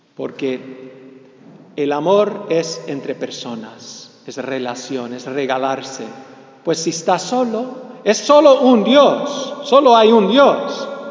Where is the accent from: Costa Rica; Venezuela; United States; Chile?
United States; ya soy medio gringo. Bueno, completamente gringo, nací, nací aquí, de papás, de cepa cubano, cepa cubana, pichón de, de, cubano